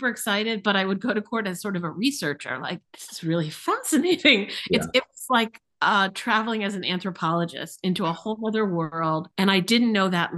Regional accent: East Coast / Midwest, United States; also born or lived in St. Louis; now in Chicago, United States; I grew up on the East Coast. I spent my formative years, I'll say, here in the Midwest

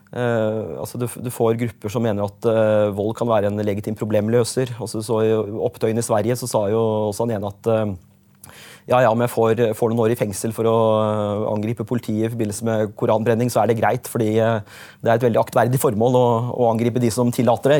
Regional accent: Øvre Eiker, Buskerud, Norway; also born or lived in Hokksund / Skotselv / Vestfossen; jeg har jo vokst opp forskjellige steder i, i Øvre Eiker, der jeg kommer fra

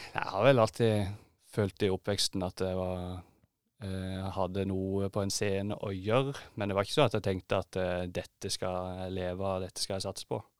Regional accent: Holum, Agder, Norway; now in Oslo, Norway; nettopp kommet tilbake til Oslo etter å ha vært hjemme i Holum

